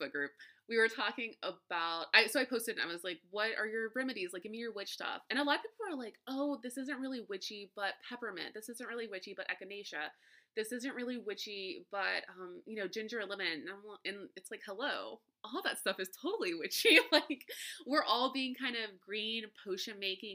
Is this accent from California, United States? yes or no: no; South Louisiana, United States; I grew up in South Louisiana, Creole backgrounds